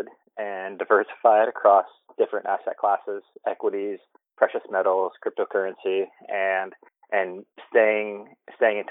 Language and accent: English; Ohio, United States; now in Los Angeles, United States; I'm from LA. I'm originally from Ohio.